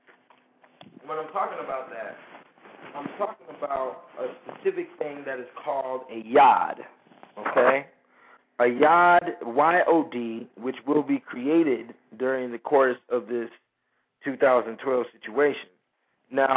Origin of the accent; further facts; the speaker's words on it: United States; I'm an American, straight up